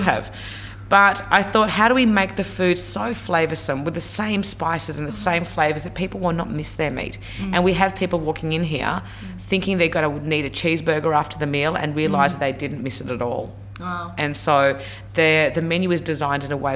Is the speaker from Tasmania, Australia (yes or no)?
yes; Tasmania, Australia; moved away; also born or lived in Sydney; I grew up in Tassie, you're right, I was the only brown little girl in Tasmania